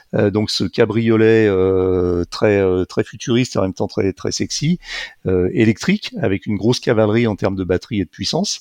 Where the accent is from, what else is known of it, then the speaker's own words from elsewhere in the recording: Lyon, Auvergne-Rhône-Alpes, France; je suis lyonnais